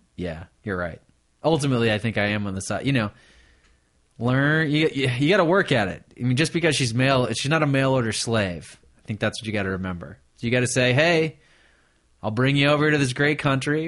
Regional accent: Michigan, United States; I grew up in Michigan

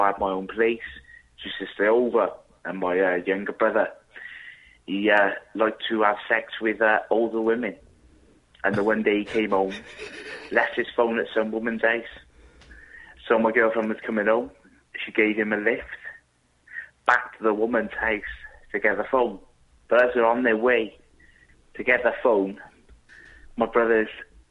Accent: South Wales, United Kingdom; calling you all the way from the UK, South Wales

